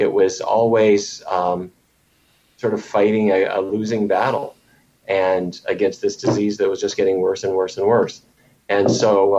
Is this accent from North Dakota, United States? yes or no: yes; Fargo, North Dakota, United States; I grew up in Fargo, North Dakota